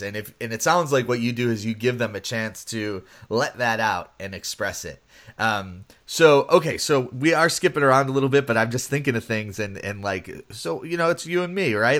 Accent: Buffalo, New York, United States; I grew up in Buffalo

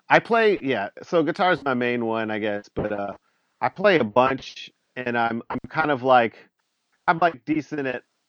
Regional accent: Mobile, Alabama, United States; now in West Virginia, United States; Yeah. I grew up in like the South. I grew up in Mobile, Alabama.

